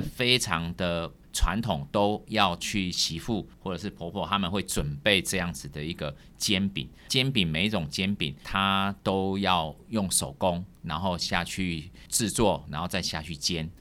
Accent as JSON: {"language": "Chinese", "country": "Taiwan", "said": "我们台湾人"}